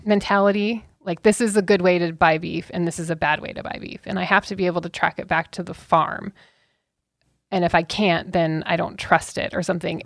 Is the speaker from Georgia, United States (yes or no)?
no; Auburn, Washington, United States; also born or lived in Kent, Washington; I grew up on the West Side, okay, so, but we had a feed yard and a family ranch